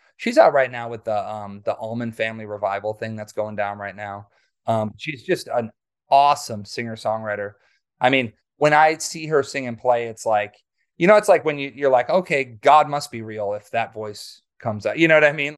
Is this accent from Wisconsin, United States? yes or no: yes; Waukesha, Wisconsin, United States; I grew up in Wisconsin, um, near Milwaukee. I actually was born in Waukesha.